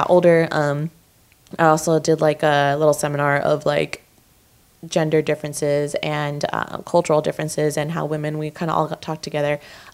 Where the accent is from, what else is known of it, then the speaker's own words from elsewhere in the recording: Orange County, California, United States; growing up in Orange County